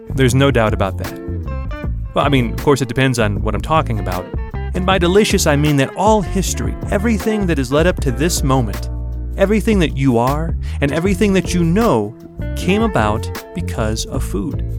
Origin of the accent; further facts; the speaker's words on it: New York, United States; moved away; I'm originally from New York, but I've lived in three continents